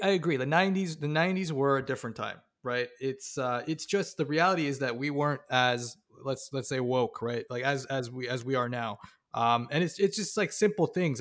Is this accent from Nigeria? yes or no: no; Toronto, Ontario, Canada; me growing up in Toronto in the nineties